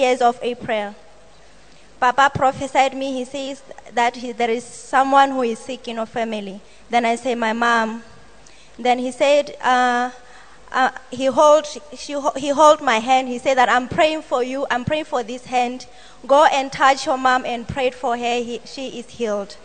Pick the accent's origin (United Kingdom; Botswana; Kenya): Botswana; I come from Botswana.